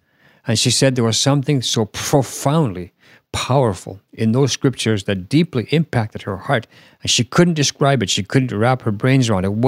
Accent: Canada; now in Finland; I was born in Finland, and I currently live in Finland, but there's a lot more to my life than that. Of course, I have raised in Canada, and so I've lived in Canada for about almost 20 years.

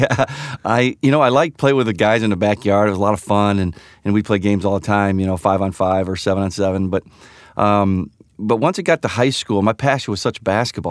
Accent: Sugar Grove, Illinois, United States; ever since I was a little boy, um, growing up in Sugar Grove, Illinois

